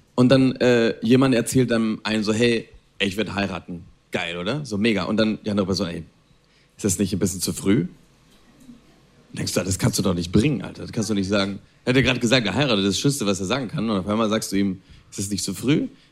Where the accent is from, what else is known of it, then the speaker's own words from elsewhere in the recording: Spain; German is a second language; moved away as an adult; also born or lived in Berlin, Germany / Italy; Ich bin in Spanien aufgewachsen, ich bin in Spanien geboren